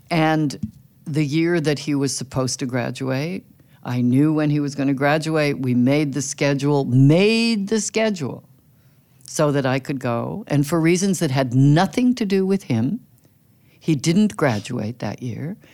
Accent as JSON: {"language": "English", "region": "California", "country": "United States", "tie": "born or raised there", "moved": "yes", "lives_now": "Brooklyn, United States", "said": "I grew up in California"}